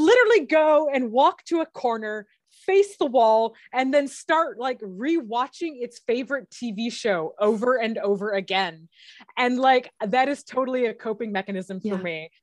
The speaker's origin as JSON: {"language": "English", "region": "Michigan", "country": "United States", "tie": "born or raised there", "said": "I grew up in Michigan, which is a hmm. pretty cold place"}